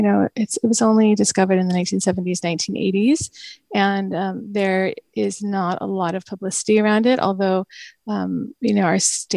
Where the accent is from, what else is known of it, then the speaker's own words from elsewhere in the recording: Bay Area, California, United States; also born or lived in upstate New York; I was from the Bay Area